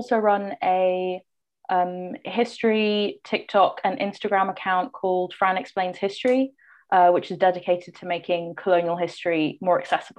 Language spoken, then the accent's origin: English; Paris, Île-de-France, France; moved away as an adult; also born or lived in Canada; I am from Paris, but I'm half Filipino, half British.